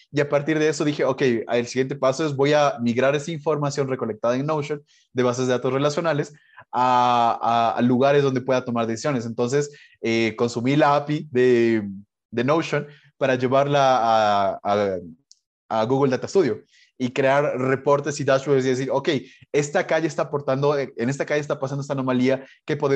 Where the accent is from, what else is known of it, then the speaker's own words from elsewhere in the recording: Colombia; now in Ecuador; yo soy migrante, yo soy colombiano, a pesar de que no tengo el acento, es porque vivo más de 20 años aquí. Pero yo soy colombiano, hice toda mi vida en Ecuador